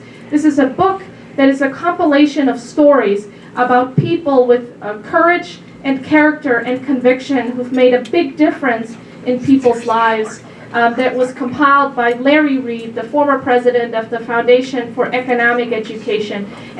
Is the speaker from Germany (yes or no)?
yes; Germany; now in United States; I'm a first-generation immigrant myself. I came from Germany about 15 years ago, and I love it here.